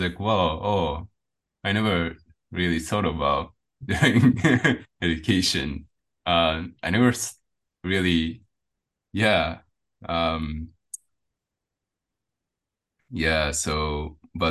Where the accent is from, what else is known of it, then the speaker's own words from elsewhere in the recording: Japan; also born or lived in India; I came back to Japan